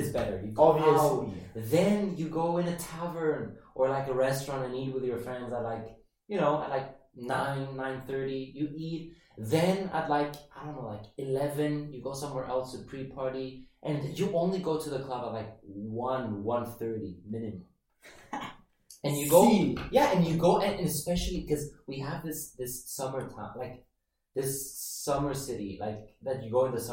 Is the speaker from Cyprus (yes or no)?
yes; Cyprus; now in Budapest, Hungary; growing up in Cyprus, you grow up, with such a a sense of community